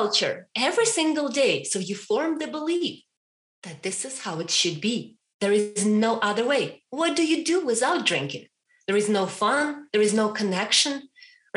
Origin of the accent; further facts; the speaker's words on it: Ukraine; moved away as an adult; I was raised and born in Ukraine for 27 years, 28